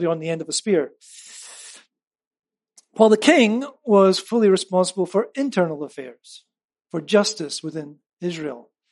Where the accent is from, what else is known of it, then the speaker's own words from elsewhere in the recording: United Kingdom; moved away; as a Brit